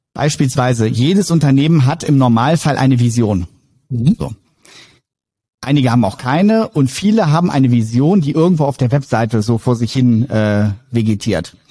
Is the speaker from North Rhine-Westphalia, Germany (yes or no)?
no; Wolfenbüttel, Lower Saxony, Germany; Bin ähm, gebürtiger Wolfenbüttler